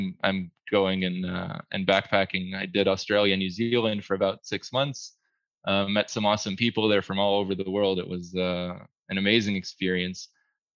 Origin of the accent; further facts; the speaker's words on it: New Jersey, United States; now in Israel; I grew up in New Jersey for a pretty long time